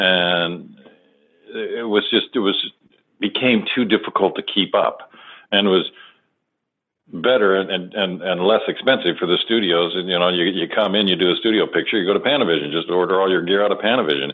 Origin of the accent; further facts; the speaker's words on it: San Fernando Valley, California, United States; I grew up in a place called, it was actually in the northern part of the valley, San Fernando Valley